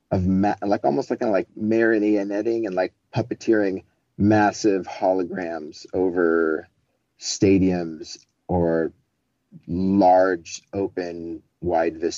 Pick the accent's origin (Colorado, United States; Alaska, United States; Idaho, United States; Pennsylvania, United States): Colorado, United States; As I was growing up in Colorado, his studio house was like three blocks up the hill from my Catholic school